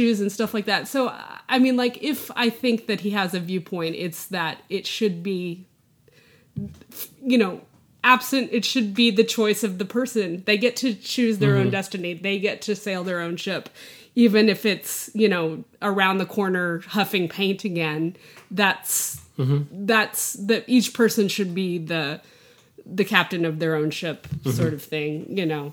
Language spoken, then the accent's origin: English; the panhandle of Texas, United States; where I grew up in North, it's the panhandle of Texas